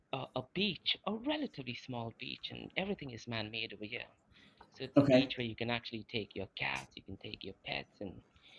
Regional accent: India; also born or lived in Manchester, England; now in Dubai, United Arab Emirates; I'm originally from India, but I moved to Manchester, England, and now I've been living in Dubai for the past almost over a decade now.

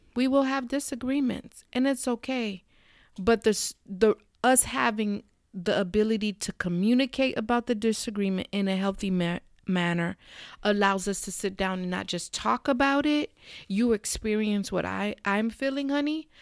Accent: South Florida, United States; We're from South Florida.

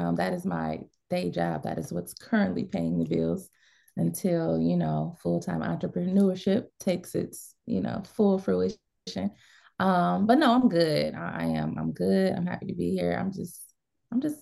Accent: Ohio, United States; moved away as an adult; now in Dallas, United States; I am from Ohio, born and bred. I've been in Dallas

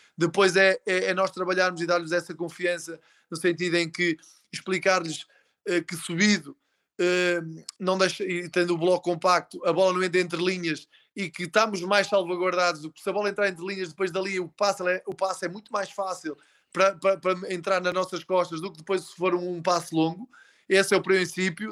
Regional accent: Portugal; Nós temos uma coisa enquanto portugueses

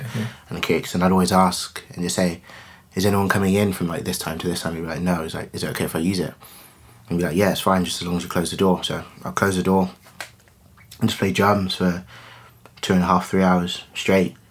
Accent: Coventry, West Midlands, United Kingdom; growing up in Coventry

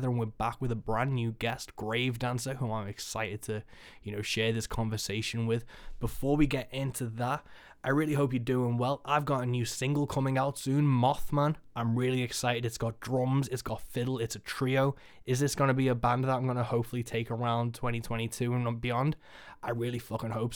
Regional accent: Birkenhead, North West England, United Kingdom; in my hometown of Birkenhead

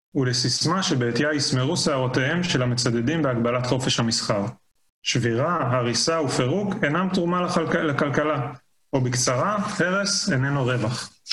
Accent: Israel; also born or lived in Colorado, United States; אני נולדתי בארץ, גדלתי בארץ

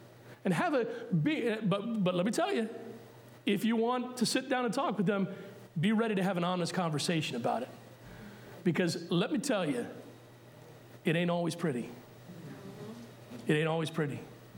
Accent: Puerto Rico; born there; Yes, I was born in Puerto Rico. Yes, I'm considered Puerto Rican by birth. But if you haven't noticed, I'm lily white.

